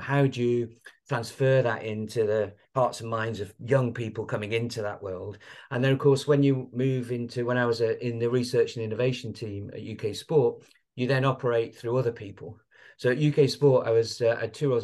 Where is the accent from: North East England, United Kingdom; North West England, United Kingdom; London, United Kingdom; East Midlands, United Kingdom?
North West England, United Kingdom; Blackpool; I was brought up in Blackpool